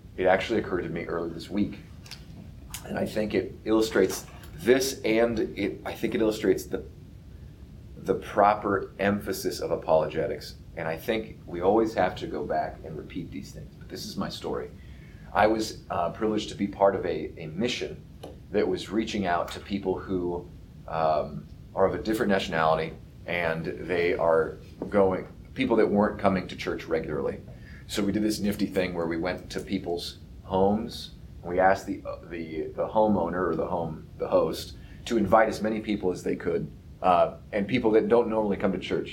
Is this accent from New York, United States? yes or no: no; Topeka, Kansas, United States; I grew up in Topeka and I went to Catholic schools